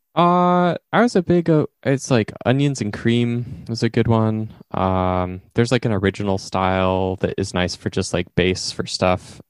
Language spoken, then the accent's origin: English; Eastern Oregon, United States; growing up in Eastern Oregon